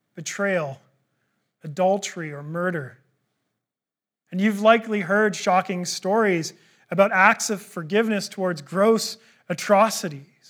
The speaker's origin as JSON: {"language": "English", "country": "Canada", "said": "I'm a Canadian"}